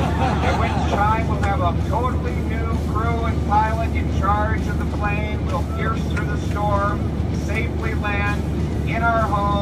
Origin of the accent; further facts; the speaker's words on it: Calgary, Alberta, Canada; happy to join you for a wonderful WestJet flight back to my hometown of Calgary.